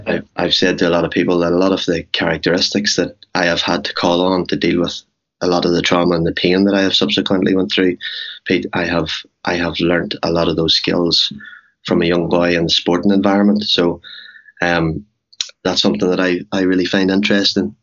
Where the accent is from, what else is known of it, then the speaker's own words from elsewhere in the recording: Cookstown, Northern Ireland, United Kingdom; moved away as an adult; also born or lived in New York; born and bred in Cookstown.